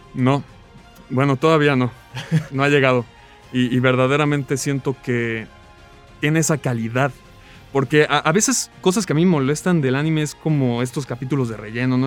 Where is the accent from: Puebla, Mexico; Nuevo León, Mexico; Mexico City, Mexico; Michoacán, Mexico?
Michoacán, Mexico; Morelia; also born or lived in La Paz, Baja California Sur; Nací en La Paz, Baja California Sur, he vivido toda mi vida en Morelia